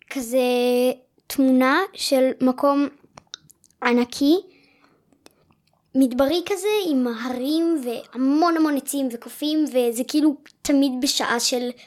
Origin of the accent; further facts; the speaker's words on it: Israel; בן עשר בערך וחצי גם, ומגדרות